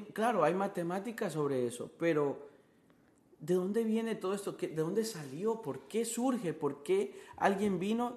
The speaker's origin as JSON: {"language": "Spanish", "country": "Honduras", "moved": "as an adult", "lives_now": "Miami, United States", "said": "yo soy de Honduras"}